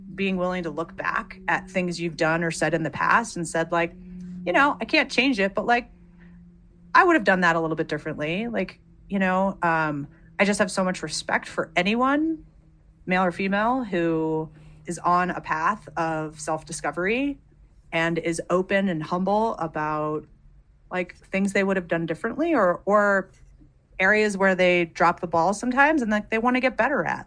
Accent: United States; I'm American

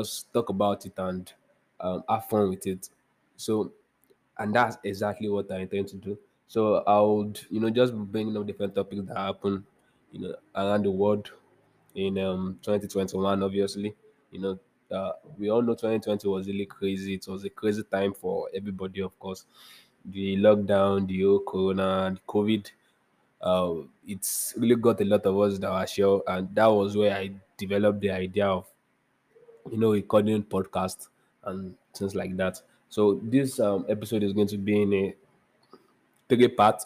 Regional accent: Nigeria; I'm a Nigerian

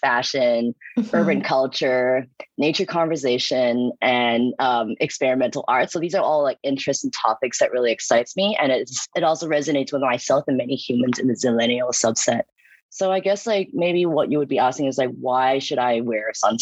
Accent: Hong Kong; moved away; also born or lived in New York; I'm from Hong Kong and I graduated from New York University

